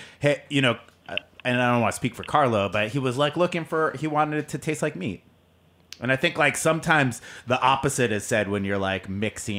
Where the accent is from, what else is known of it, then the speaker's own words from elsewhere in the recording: California, United States; moved away; I'm from California